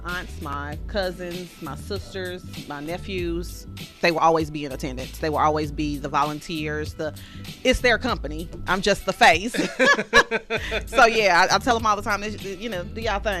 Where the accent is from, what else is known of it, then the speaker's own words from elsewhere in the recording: St. Louis, Missouri, United States; I grew up on Jordan and Thekla